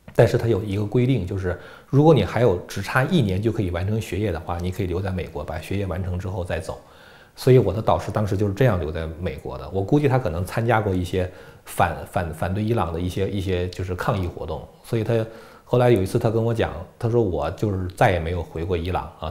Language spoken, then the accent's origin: Chinese; Beijing, China; accent: Beijing dialect; 用北京话来说的话